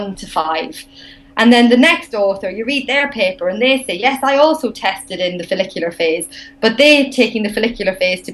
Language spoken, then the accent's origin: English; Ireland; accent: Irish; my Irish accent